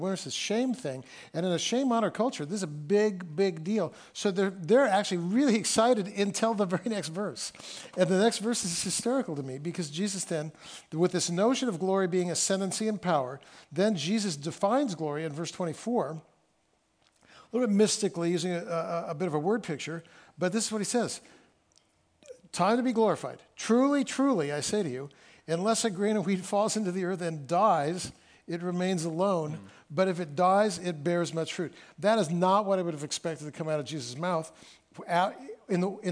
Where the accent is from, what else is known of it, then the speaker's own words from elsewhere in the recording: California, United States; also born or lived in Friday Harbor, Washington / Mount Vernon, Washington; now in Seattle, United States; I'm from California